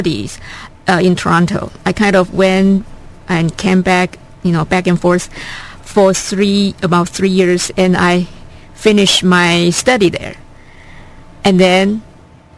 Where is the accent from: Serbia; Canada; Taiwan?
Taiwan; moved away as an adult; also born or lived in Madison, Wisconsin; now in United States; I was originally from Taiwan. I was born there. I grew up there.